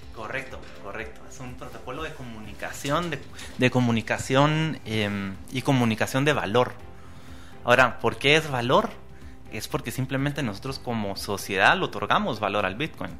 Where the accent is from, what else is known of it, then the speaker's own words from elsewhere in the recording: Guatemala; tenemos la oportunidad hoy como guatemaltecos